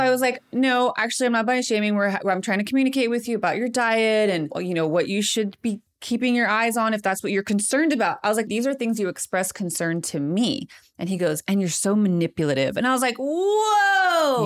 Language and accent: English; Modesto, California, United States; now in Chicago, United States; Modesto, California, my hometown